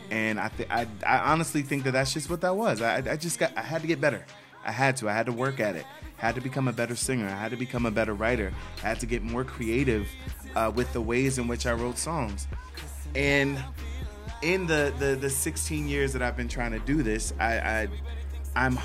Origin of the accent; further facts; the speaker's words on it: Silver Spring, Maryland, United States; Um, I'm originally from Silver Spring, Maryland, so that is a town right outside of DC. Um, those of us who are from that area just refer to it as the DMV area.